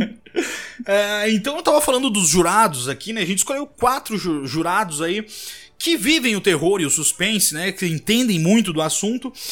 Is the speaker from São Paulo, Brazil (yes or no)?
no; Rio Grande do Sul, Brazil; moved away; Que somos do Rio Grande do Sul, apesar de hoje eu não estar morando mais lá